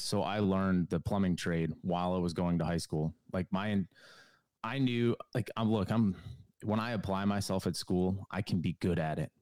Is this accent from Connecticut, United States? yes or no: yes; Connecticut, United States; moved away as an adult; now in North Carolina, United States; I'm from New England, from Connecticut. Um, lived there for the majority or the beginning part of my life